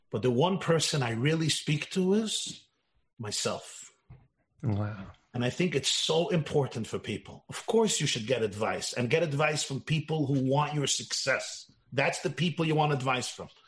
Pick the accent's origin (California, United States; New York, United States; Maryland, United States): Maryland, United States; I told Rabbi Chodakov … from Maryland.